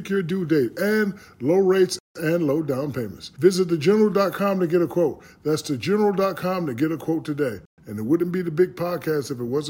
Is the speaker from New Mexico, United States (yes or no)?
no; New Jersey, United States; moved away; also born or lived in Orlando; I'm from Jersey.